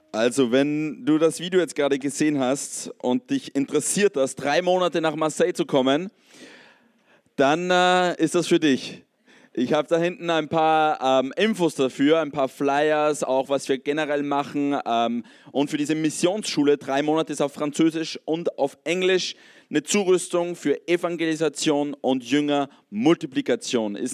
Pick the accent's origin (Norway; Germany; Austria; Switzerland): Austria; ich komme aus, aus einem Kontext in Österreich, wo es eigentlich katholisch ähm, geprägt ist. Ich habe in meiner Kindheit viel von Jesus mehr oder weniger gehört.